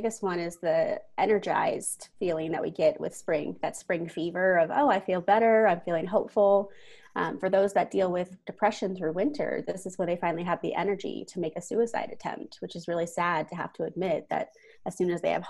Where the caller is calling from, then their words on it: Denver, Colorado, United States; Yes, I am calling in from Denver, Colorado, USA.